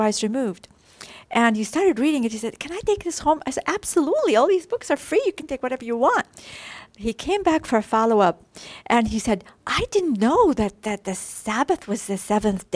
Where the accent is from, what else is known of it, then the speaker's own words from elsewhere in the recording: Iraq; moved away; from Iraq